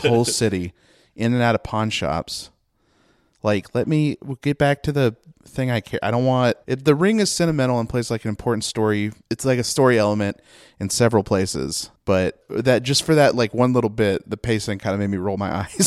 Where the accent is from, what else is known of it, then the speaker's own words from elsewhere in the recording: United States; we're all American cis men